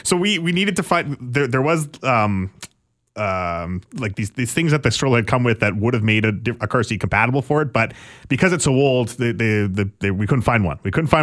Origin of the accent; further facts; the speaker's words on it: Alberta, Canada; Because I'm from Alberta and it's funny that we have to cheer for them.